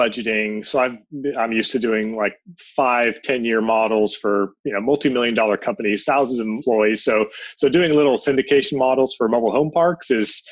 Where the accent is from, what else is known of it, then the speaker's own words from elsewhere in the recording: San Jose, California, United States; also born or lived in Europe; I grew up in San Jose, went to San Jose State University